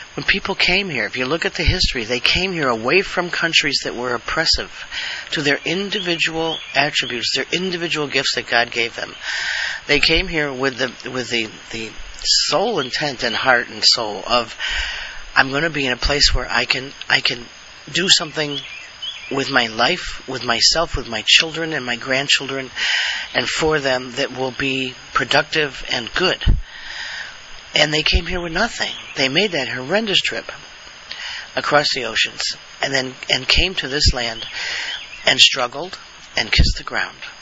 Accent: Buffalo, New York, United States; moved away; also born or lived in Alabama; I also on the way back from New York went to Buffalo because that was my hometown. I was living in Alabama at the time

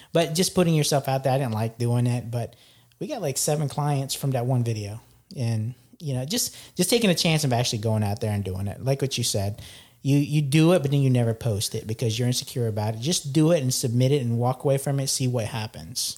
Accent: Philippines; I'm from the Philippines

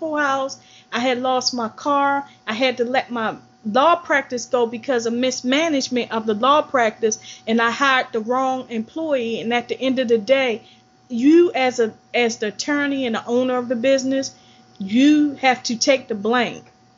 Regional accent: Baltimore, Maryland, United States; I grew up in Baltimore City in a working class family.

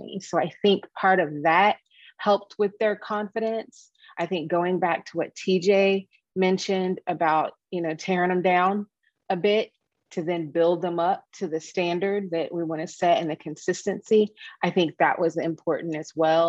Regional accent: Dallas, Texas, United States; moved away as an adult; also born or lived in Midwest; I'm a Texas girl. I was born and raised in Dallas.

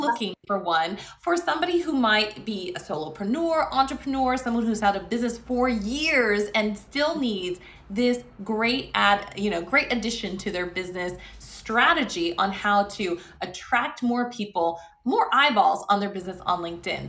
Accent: Las Vegas, Nevada, United States; my hometown of Las Vegas

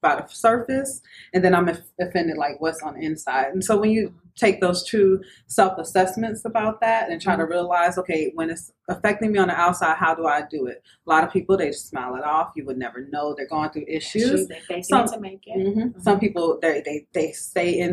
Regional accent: New Orleans, Louisiana, United States; I'm originally from New Orleans, Louisiana

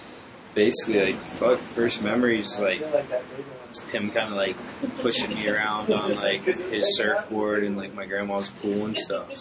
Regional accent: Virginia Beach, Virginia, United States; Well, in Virginia, it's Virginia Beach, but it's called Pongo.

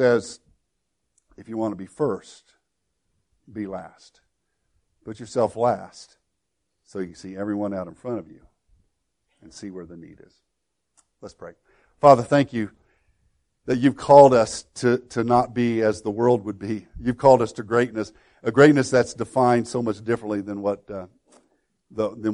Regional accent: Woodlawn, United States; my hometown of Woodlawn

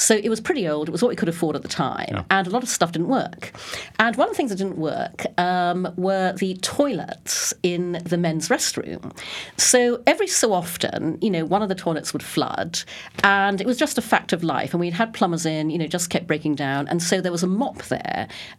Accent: Brunei; also born or lived in United Kingdom / Singapore; now in United States; And I was born in the UK, but when I was six, my parents moved to Brunei in Borneo. So I grew up in Brunei. I came back to the UK for school and university, worked there for a number of years, worked in Singapore.

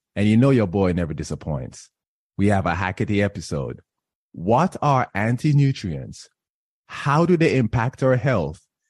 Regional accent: Jamaica; I am Jamaican

